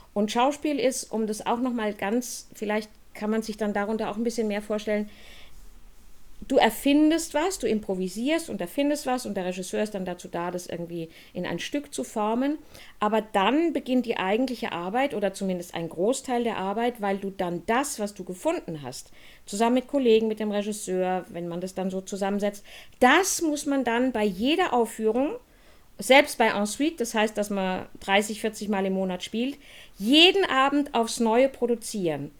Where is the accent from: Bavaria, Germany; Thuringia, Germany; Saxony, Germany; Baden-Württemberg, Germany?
Baden-Württemberg, Germany; Heidelberg; ich bin auf dem Boxberg groß geworden. Wenn jemand Heidelberg kennt, das ist dieses Stadtviertel oben im Wald